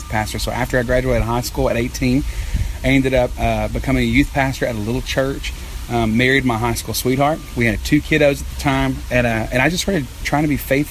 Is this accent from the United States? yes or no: yes; Texas, United States; I'm from Texas